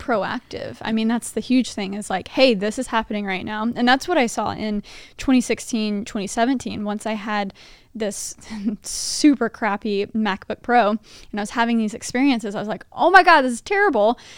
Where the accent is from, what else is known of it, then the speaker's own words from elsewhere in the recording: Texas, United States; moved away; I'm from Texas too